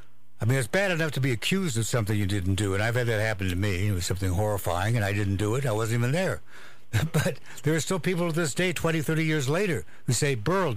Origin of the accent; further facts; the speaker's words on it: Walla Walla, Washington, United States; moved away; I come from Walla Walla, Washington